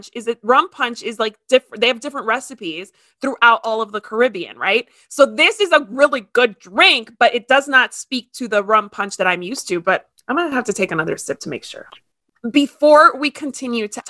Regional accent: Ecuador; first language Spanish; English is a second language; now in United States; English is actually my second language. I was born in Ecuador and I speak Spanish. It was my first language

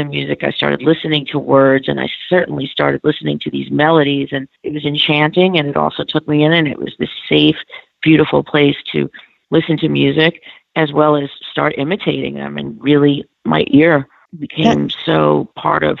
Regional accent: New York, United States; I grew up in New York

